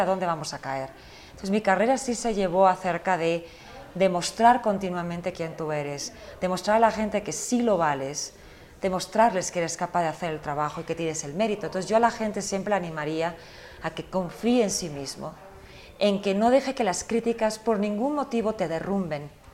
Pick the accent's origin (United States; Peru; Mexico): United States; also born or lived in Spain; yo nací en España, pero crecí en Estados Unidos